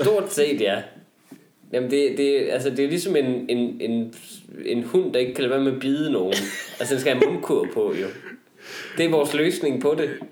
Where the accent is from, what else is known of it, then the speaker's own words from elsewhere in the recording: Vendsyssel, North Denmark Region, Denmark; er jeg selv vendelbo